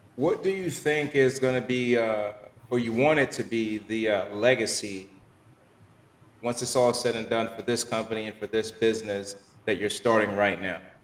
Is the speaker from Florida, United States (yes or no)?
yes; Miami, Florida, United States; I grew up here in Miami